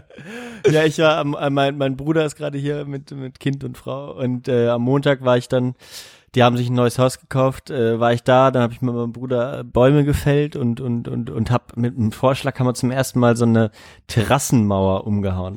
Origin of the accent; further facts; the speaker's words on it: GDR, East Germany, Germany; ich bin ja noch in der DDR geboren